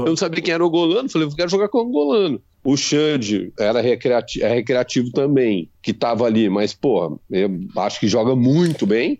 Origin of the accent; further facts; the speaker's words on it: interior of São Paulo, Brazil; also born or lived in Africa; eu sou caipira e no interior de São Paulo